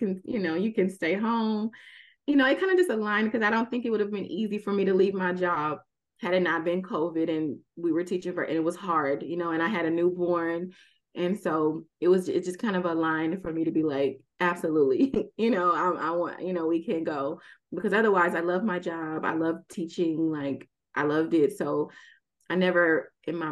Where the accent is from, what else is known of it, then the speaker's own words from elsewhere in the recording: Houston, Texas, United States; moved away; also born or lived in Abu Dhabi; I'm from Houston